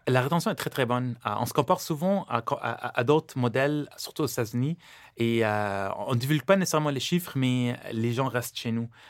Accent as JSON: {"language": "French", "country": "Lebanon", "tie": "born or raised there", "moved": "yes", "lives_now": "Canada"}